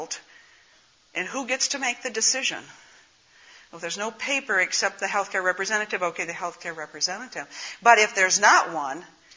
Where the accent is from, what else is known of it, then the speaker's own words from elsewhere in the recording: northern Minnesota, United States; accent: northern Minnesota; also born or lived in Pennsylvania; I have an accent. It's from northern Minnesota